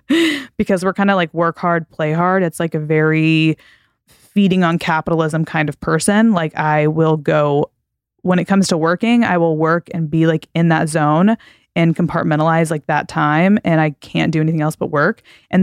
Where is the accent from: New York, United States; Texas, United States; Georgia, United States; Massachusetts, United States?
Texas, United States; I grew up in Texas and I went to college in Texas. Like Texans, we're kind of wild.